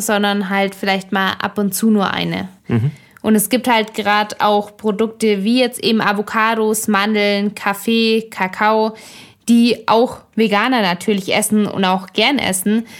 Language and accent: German; Germany; unserem Überflussland Deutschland